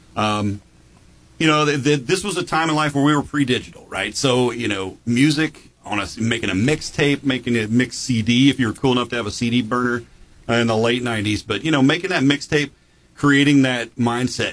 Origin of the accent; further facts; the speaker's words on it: Jackson, United States; growing up in Jackson